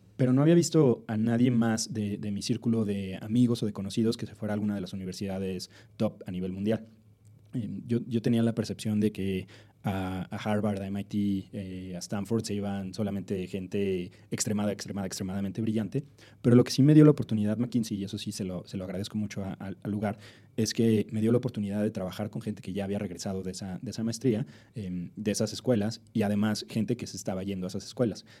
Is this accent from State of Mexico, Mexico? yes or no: no; Mexico City, Mexico; moved away; also born or lived in Silicon Valley; yo soy del DF, eh, nací y crecí acá.